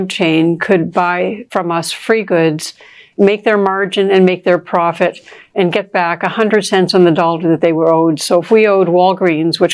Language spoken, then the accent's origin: English; Toronto, Ontario, Canada; where I grew up in Toronto